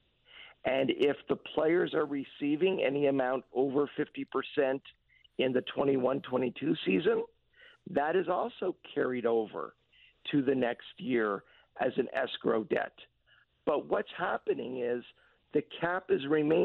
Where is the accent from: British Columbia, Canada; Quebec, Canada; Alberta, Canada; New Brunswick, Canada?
Quebec, Canada; Montreal; since I was 6 years old, growing up in Montreal